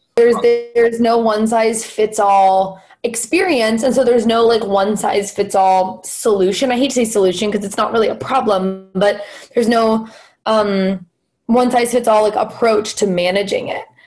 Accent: Los Angeles, California, United States; moved away as an adult; now in Philadelphia, United States; I'm from Los Angeles, and LA in itself is a is a pretty progressive place comparatively, you know, compared to the rest of the country. And I feel like I was in my own little like liberal bubble um, in in high school and kind of growing up.

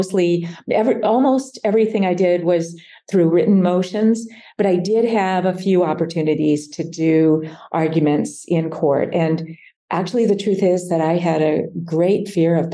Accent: Nebraska, United States; I was from Nebraska

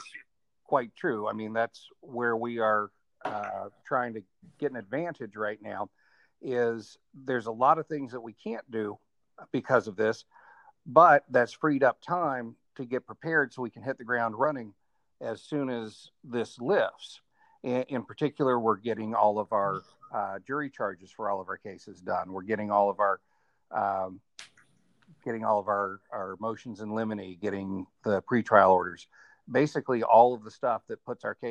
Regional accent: Atlanta, Georgia, United States; also born or lived in Colorado / Boston / Cobb County; Yeah, I was born and raised in Atlanta, spent a little bit of time out in Colorado.

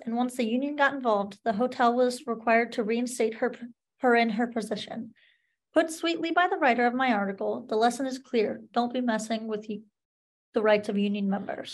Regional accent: Hershey, Pennsylvania, United States; I am originally from Hershey, PA.

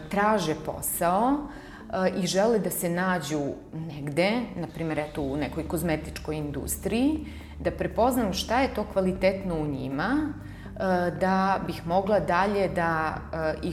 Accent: Niš, Nišava District, Serbia; sam rođena u Nišu i što tu živim

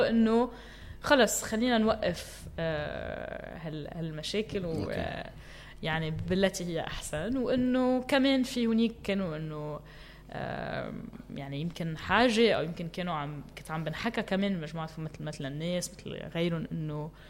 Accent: Metn, Mount Lebanon, Lebanon; ومتن هو المحل يلي خلقت فيه وكبرت فيه

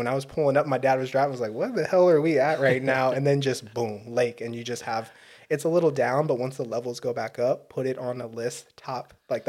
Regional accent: Fort Peck, Montana, United States; I'm a Sioux from Fort Peck, Indian Reservation, up on the top right of Montana.

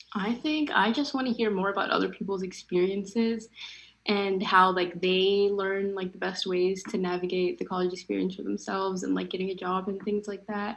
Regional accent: Minnesota, United States; moved away as an adult; now in Georgia, United States; I came from Minnesota, which is a completely different environment from Georgia. I like Minnesota had a really big Somali population, so I was always kind of surrounded with people that were culturally similar to me.

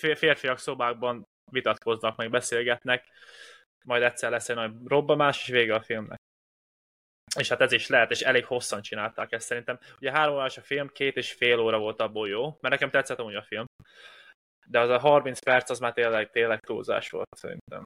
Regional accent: Hungary; egy magyarként

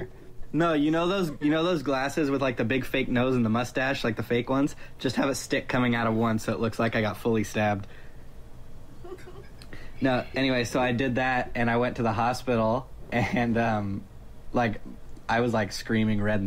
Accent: Georgia, United States; now in California, United States; I grew up in Georgia

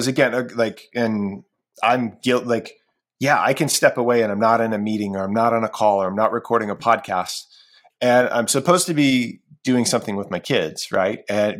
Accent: Ohio, United States; And I mentioned, like, I'm from Ohio, right? I'm a Cleveland everything fan.

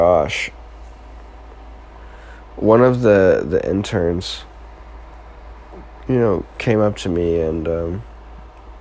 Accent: Marshfield, Missouri, United States; I'm just from Marshfield, Missouri. Like, this little town smack dab in the middle of the country

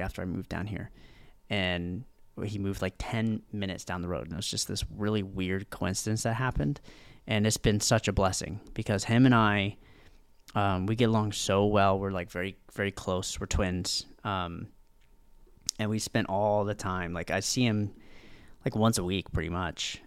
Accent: Virginia, United States; moved away as an adult; now in Fort Lauderdale, United States; I'm from Virginia

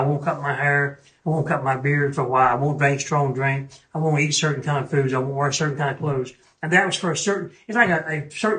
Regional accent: North Carolina, United States; I'm from North Carolina.

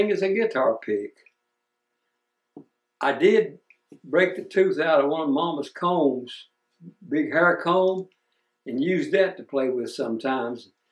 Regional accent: Wilkesboro, North Carolina, United States; I was born in Wilkesboro. I've been living here for 83 years.

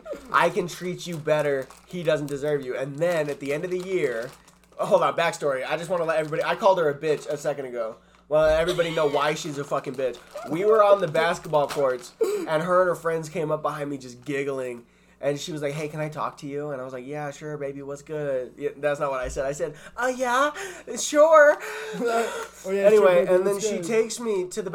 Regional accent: El Paso, Texas, United States; I grew up in El Paso, Maine

